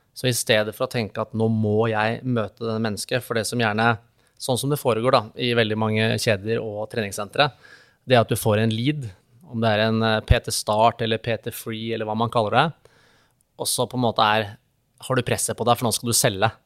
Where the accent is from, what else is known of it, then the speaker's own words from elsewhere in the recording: Vinterbro, Akershus, Norway; vi har akkurat flytta da til eh, hjemstedet mitt, som er eh, Vinterbro ved Tusenfryd